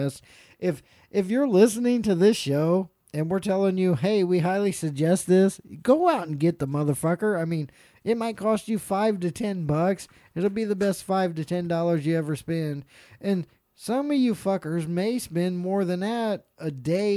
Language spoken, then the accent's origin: English; Ohio, United States; We're from Ohio